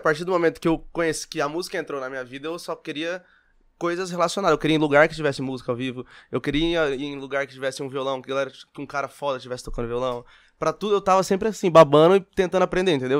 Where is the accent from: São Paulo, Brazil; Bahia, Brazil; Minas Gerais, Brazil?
São Paulo, Brazil; Olímpia; now in São José do Rio Preto, Brazil; Nascido e criado em Olímpia. Vim para Rio Preto depois de é, com 17, 18 anos.